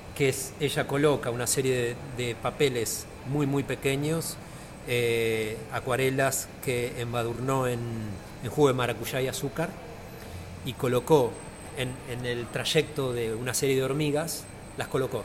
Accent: Argentina; now in Buenos Aires, Argentina; yo no soy de acá de Buenos Aires, yo soy de provincia.

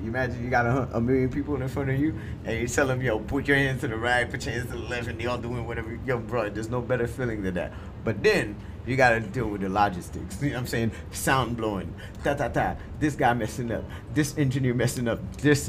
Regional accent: Haiti; now in Miami, United States; I'm from Haiti.

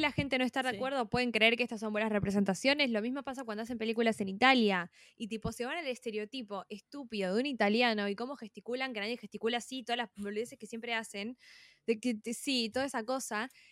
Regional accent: Argentina; como argentina

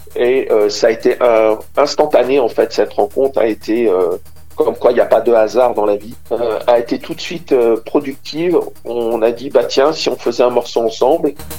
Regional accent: Côte d’Ivoire; moved away as an adult; also born or lived in Burkina Faso / Savoie, France; now in France; je suis né exactement au Burkina Faso, et j'ai vécu 20 ans en Côte d'Ivoire

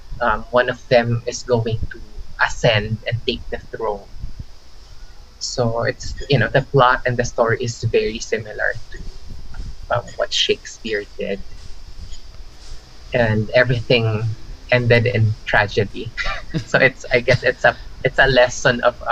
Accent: Philippines; also born or lived in Osaka, Japan; I'm actually a Filipino Chinese

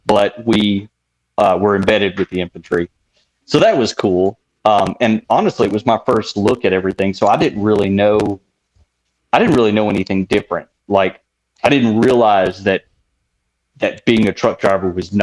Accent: Tennessee, United States; moved away as an adult; growing up in Tennessee

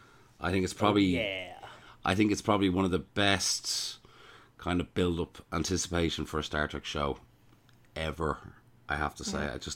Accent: Ireland; I'm the ….

